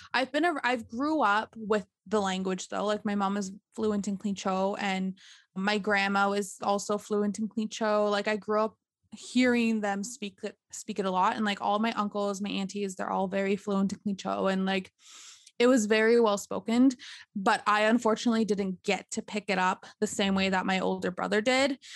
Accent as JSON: {"language": "English", "town": "Behchokǫ̀", "region": "Northwest Territories", "country": "Canada", "tie": "born or raised there", "moved": "as an adult", "lives_now": "Yellowknife, Canada", "said": "I am from Bashako, and I've lived in Bashako and grew up in Bashako a good chunk of my life"}